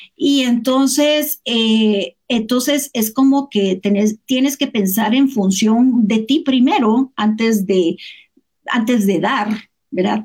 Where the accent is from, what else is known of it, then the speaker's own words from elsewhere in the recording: Guatemala; moved away as an adult; also born or lived in United States; yo nací aquí, me fui, estudié aquí, me fui de Guatemala un tiempo